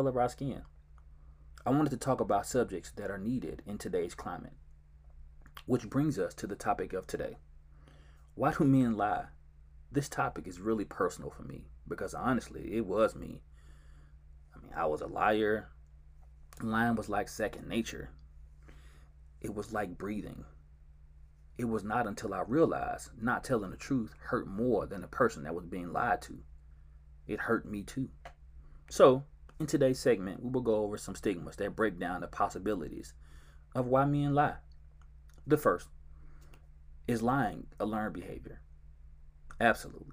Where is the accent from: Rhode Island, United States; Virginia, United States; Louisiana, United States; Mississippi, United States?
Mississippi, United States; Georgetown; now in Dallas, United States; I was born and raised in Georgetown, Mississippi